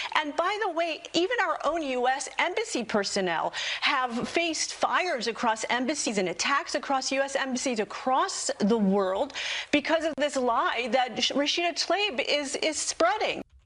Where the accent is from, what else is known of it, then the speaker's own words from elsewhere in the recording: United States; as an American Jew